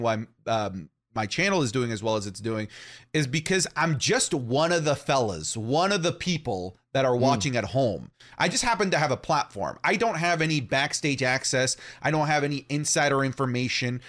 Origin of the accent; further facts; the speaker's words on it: St. Thomas, Ontario, Canada; in my hometown of St. Thomas, Ontario